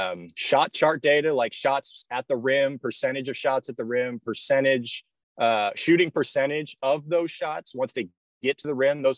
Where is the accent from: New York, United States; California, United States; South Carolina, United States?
California, United States; San Jose; I grew up in the Bay Area. I went to high school in San Jose at Bellarmine College Prep